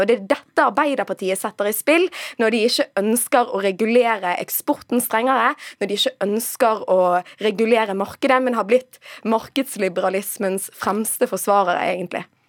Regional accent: Western Norway, Norway; jeg kommer kommer fra Vestlandet

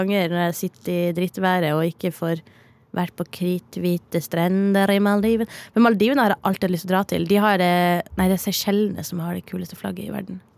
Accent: Northern Norway, Norway; accent: Northern Norwegian; moved away; jeg er nordlending

